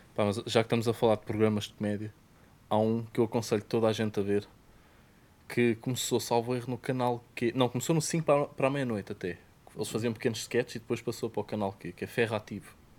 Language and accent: Portuguese; Portugal; accent: Portuguese